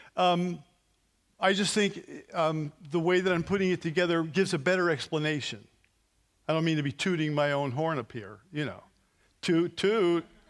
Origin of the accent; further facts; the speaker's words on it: New Jersey, United States; we're from New Jersey.